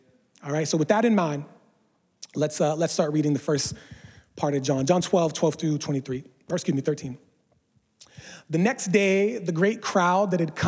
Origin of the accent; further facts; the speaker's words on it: East Coast, United States; I didn't grow up in California with palm trees all around. I grew up on the East Coast.